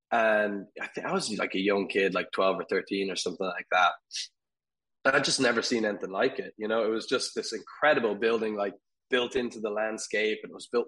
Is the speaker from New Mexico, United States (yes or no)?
yes; Albuquerque, New Mexico, United States; also born or lived in Dublin, Ireland; so I'm Irish originally. I was born in, in Dublin, and uh, my we moved over here with my family uh, when I was a kid. We moved to Albuquerque, New Mexico